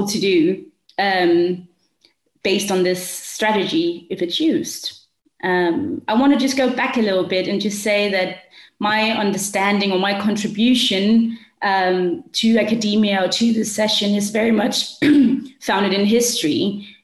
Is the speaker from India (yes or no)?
no; Denmark; also born or lived in South Africa; I'm with you from Denmark. I've grown up here. I've studied and lived in South Africa for 5 years